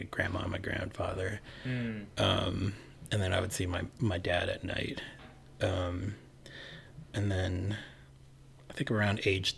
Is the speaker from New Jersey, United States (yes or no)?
no; Gaithersburg, Maryland, United States; first language Cantonese; English is a second language; I grew up in Maryland, right outside of, that's like 20 minutes outside of DC.